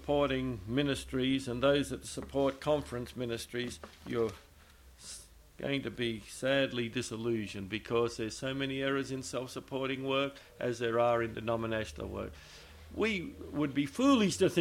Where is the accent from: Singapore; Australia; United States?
Australia; I'm an Australian